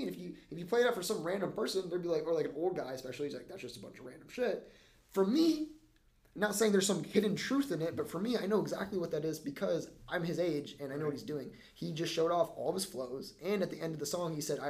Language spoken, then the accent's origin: English; Florida, United States; I grew up in Florida